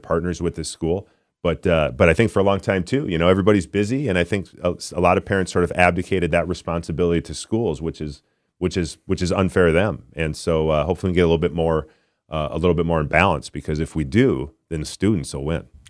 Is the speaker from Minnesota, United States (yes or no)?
yes; Minnesota, United States; born and raised in Minnesota